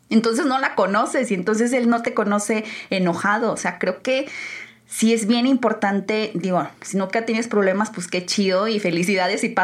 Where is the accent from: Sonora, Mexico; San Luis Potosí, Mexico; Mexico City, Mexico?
San Luis Potosí, Mexico; now in Guadalajara, Mexico; yo llegué de San Luis con una mentalidad demasiado cerrada. O sea, se los juro que venir a Guadalajara a mí me abrió los ojos en muchísimos aspectos